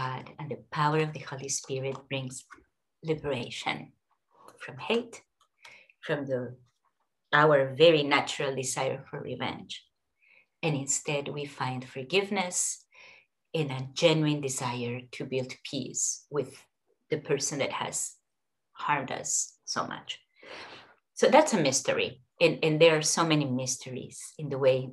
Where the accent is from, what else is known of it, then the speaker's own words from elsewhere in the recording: Peru; moved away; as well as in my own current country, as well as in my home country of Peru